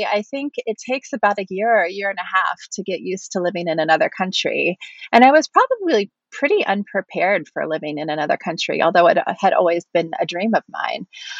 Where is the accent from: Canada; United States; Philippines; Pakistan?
United States; Washington, District of Columbia; moved away as an adult; also born or lived in East Tennessee / Wisconsin / South Carolina / Utah; now in Erlangen, Germany; I am originally from the Washington, D.C. area, although I was also raised in East Tennessee. I've lived in Wisconsin. I've lived in South Carolina. We've lived in Utah. And then I also went back to Maryland between my two stints in Germany.